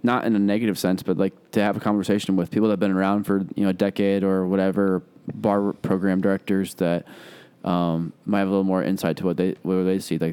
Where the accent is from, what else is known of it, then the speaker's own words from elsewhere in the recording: Chicago, Illinois, United States; I'm like, Chicago.